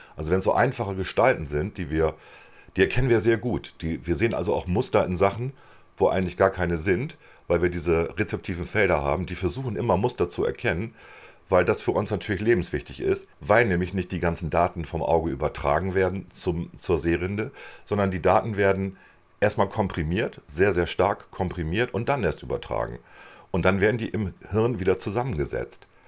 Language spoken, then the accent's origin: German; Germany; wir als Deutsche